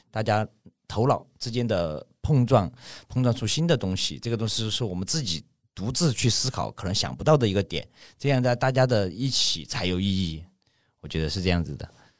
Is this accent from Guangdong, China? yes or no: no; Ya'an, Sichuan, China; also born or lived in Chengdu; 我老家是那个四川雅安